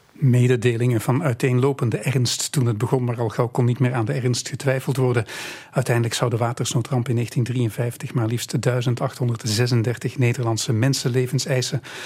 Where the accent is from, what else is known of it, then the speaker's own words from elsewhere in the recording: Belgium; wij hier in België